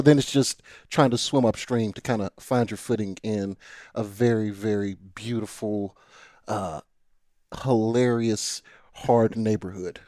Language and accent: English; Nashville, Tennessee, United States; born or raised there; also born or lived in Brentwood, Tennessee / Chattanooga, Tennessee